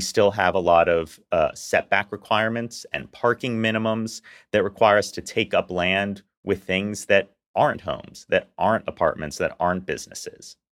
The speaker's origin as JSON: {"language": "English", "town": "Houston", "region": "Texas", "country": "United States", "tie": "born or raised there", "said": "as a lifelong Houstonian, I grew up in Meyerland"}